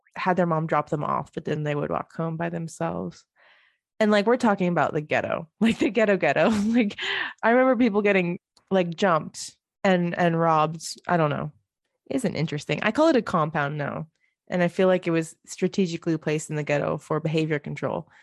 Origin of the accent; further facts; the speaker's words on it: Bridgeport, United States; growing up in Bridgeport